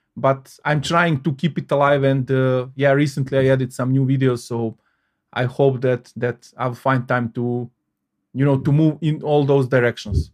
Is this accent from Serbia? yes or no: yes; Belgrade, Serbia; moved away as an adult; now in Salzburg, Austria; I was born and, uh, uh, I, uh, lived in Belgrade, uh, capital of Serbia, uh, thirty-seven years